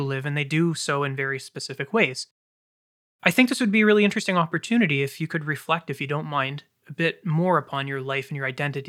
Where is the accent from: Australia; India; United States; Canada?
Canada; as a Canadian